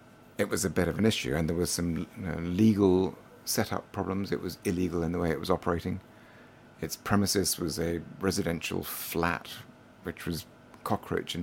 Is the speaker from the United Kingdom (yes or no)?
yes; United Kingdom; moved away; also born or lived in Durham / London; I'm British, so actually half Scottish, half English.